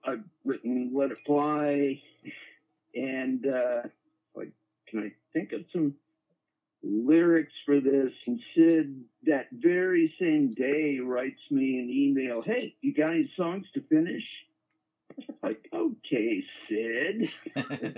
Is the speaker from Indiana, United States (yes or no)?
yes; Indiana, United States; growing up in Indiana, in the fifth grade, they started me out on a big string bass